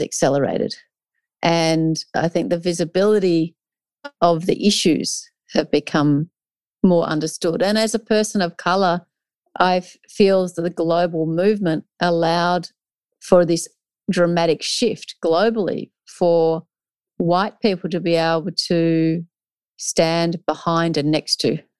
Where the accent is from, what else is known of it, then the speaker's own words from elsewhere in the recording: Australia; was born in Australia, but these are not my traditional lands.